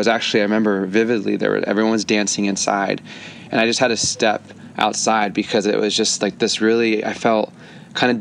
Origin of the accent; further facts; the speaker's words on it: near Gilroy, California, United States; the Gilroy shooting, which is about 15 minutes from my hometown